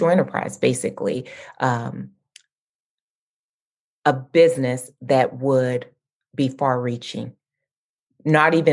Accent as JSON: {"language": "English", "town": "Lexington", "region": "Kentucky", "country": "United States", "tie": "born or raised there", "said": "I grew up in Lexington in central Kentucky"}